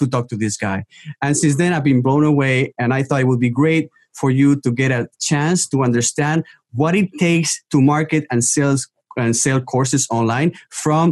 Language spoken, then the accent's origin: English; Spain; English is a second language; Spain is also my home country